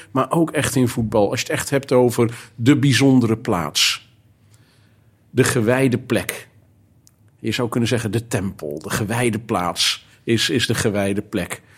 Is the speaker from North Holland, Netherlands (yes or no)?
no; Zeelandic Flanders, Netherlands; also born or lived in Heemstede; now in Alkmaar, Netherlands; Ik kom oorspronkelijk van de, de andere kant van het land. Ik kom uit Zeeuws-Vlaanderen.